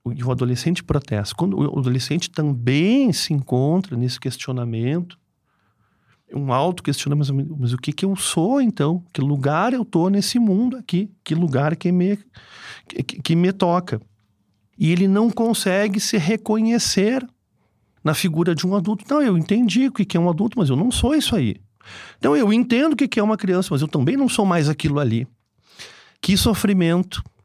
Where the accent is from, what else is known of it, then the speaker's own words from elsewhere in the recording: Porto Alegre, Rio Grande do Sul, Brazil; moved away; eu sou de Porto Alegre